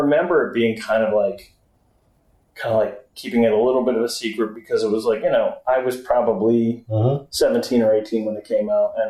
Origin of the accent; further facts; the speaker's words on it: Gloucester, Massachusetts, United States; born there; when she found out I was born in Gloucester, she's like, how come you don't have an accent?